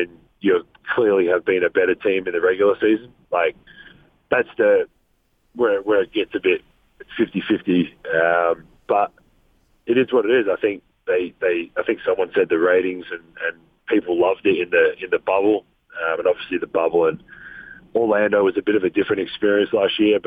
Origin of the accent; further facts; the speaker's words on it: Australia; accent: Australian; my nicest Australian accent